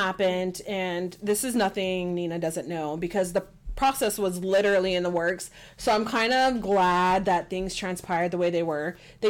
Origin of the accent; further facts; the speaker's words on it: Texas, United States; accent: country twang; And I was born and raised in Texas. So, like, you want the country twang? I can give it to you.